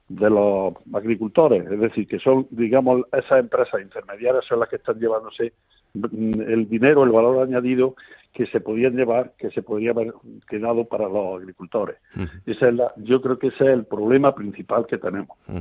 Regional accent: Cambil, Andalusia, Spain; aquí en Cambil, que, que digamos es mi pueblo, un pueblo muy bonito de Sierra, de Sierra Mágina.

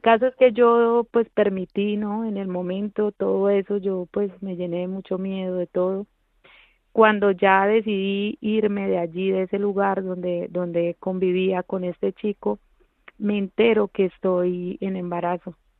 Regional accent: Colombia; now in Spain; yo vengo de Colombia, de un pueblo muy pequeño donde, bueno, eh, se produjo mucha violencia, pues la niñez de allí fue un poco difícil para mí

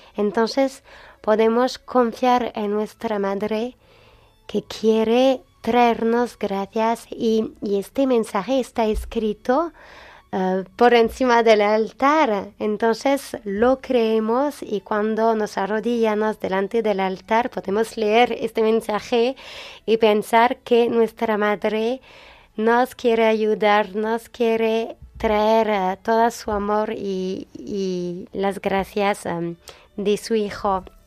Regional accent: France; Spanish is a second language; Francia es la hija mayor de la iglesia, entonces no somos, Francia no es siempre fiel a su bautizo, mm. pero tenemos fuerzas espirituales en Francia

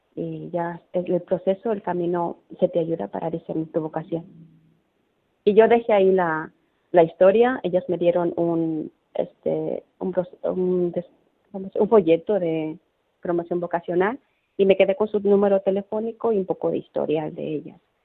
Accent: León, Guanajuato, Mexico; moved away as an adult; also born or lived in Madrid, Spain / Ciudad Real, Spain / Bilbao, Spain; now in Larantuka, Indonesia; en mi pueblo, en mi querido León, Guanajuato, donde yo soy, soy mexicana

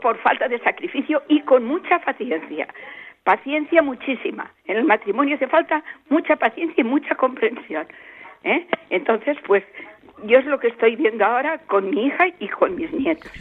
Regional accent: Valencia, Valencian Community, Spain; now in Teruel, Spain; Yo soy de Valencia, pero mi hija está aquí en Teruel

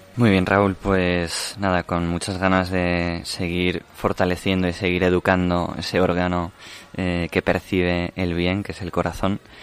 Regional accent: Medellín, Antioquia, Colombia; soy de Medellín, Colombia

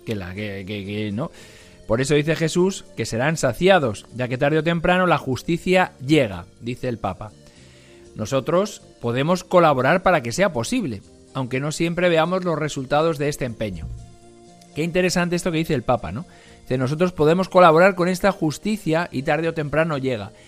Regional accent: Algete, Community of Madrid, Spain; en mi pueblo, de donde yo soy, en Algete

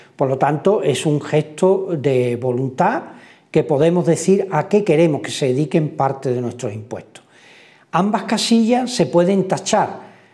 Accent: Spain; comienza en nuestro país

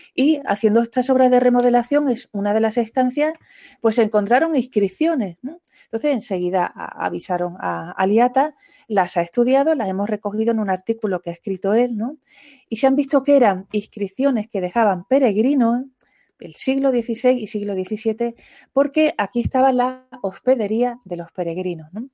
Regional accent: Andalusia, Spain; como yo soy andaluza

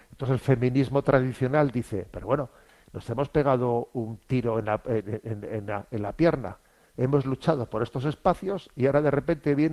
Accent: Spain; Yo soy español, ¿eh? yo mi sentimiento es ser español

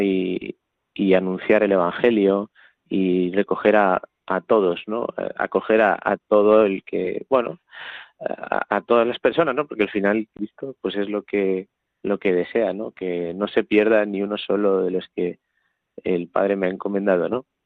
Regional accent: Talavera de la Reina, Castilla-La Mancha, Spain; soy un joven de 24 años de Talavera de la Reina

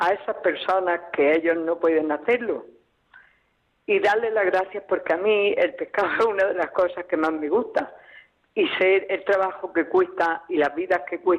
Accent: Benahadux, Andalusia, Spain; soy de Benadú

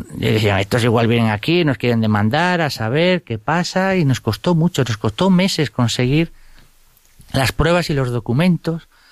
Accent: Vigo, Galicia, Spain; Me eduqué en un colegio de los jesuitas, allí en Vigo, yo soy gallego

